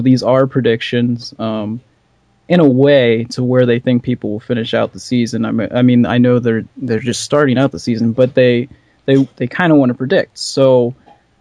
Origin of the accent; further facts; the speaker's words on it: Morgantown, West Virginia, United States; I've lived in Morgantown, West Virginia my entire life